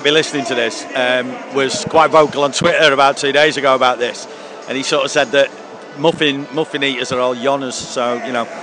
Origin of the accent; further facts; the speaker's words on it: Moston, North West England, United Kingdom; I'm from Moston, I can